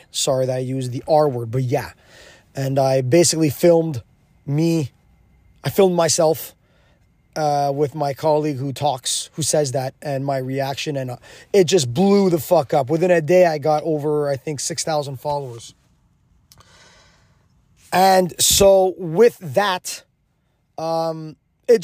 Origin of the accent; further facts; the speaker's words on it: Quebec, Canada; first language English; I'm from Quebec. Well, I'm English, mother tongue, but I can speak French very well.